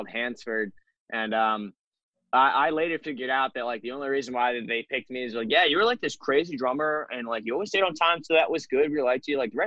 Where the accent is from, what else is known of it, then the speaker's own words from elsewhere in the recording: Salem County, New Jersey, United States; I'm from down. I'm basically Delaware, like Salem County